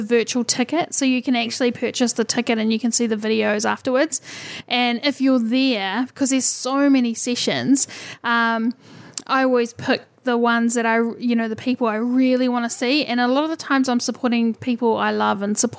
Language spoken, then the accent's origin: English; New Zealand; being a New Zealander